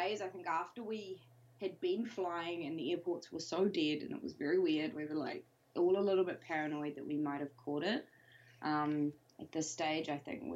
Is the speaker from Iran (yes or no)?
no; New Zealand; moved away as an adult; now in London, United Kingdom; I'm from New Zealand, as you can probably tell, but recently moved to London just before we started our tour